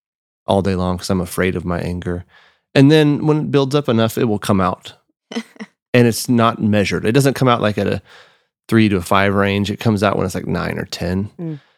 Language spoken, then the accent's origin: English; Austin, Texas, United States; Because yeah, I'm from Austin. So like breakfast tacos is every gas station, you have homemade tortillas and breakfast tacos